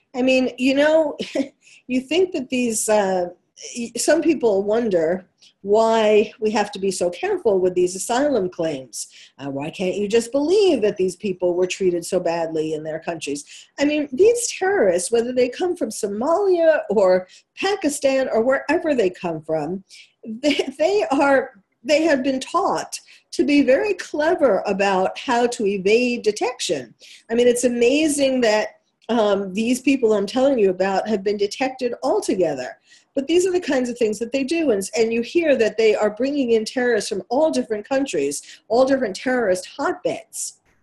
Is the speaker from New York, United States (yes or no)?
yes; New York, United States; accent: New York; that's my New York accent coming through